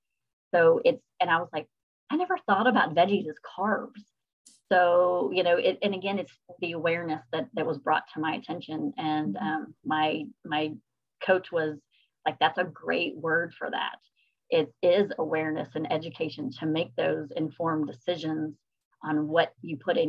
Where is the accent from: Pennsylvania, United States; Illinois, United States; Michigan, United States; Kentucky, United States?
Kentucky, United States; I'm from Kentucky